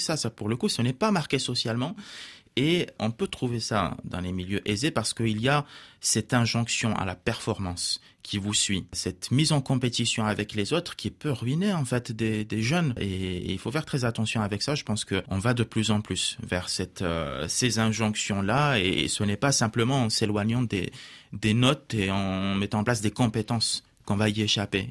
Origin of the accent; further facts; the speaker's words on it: Morocco; French is a second language; now in France; je suis né au Maroc, j'ai grandi au Maroc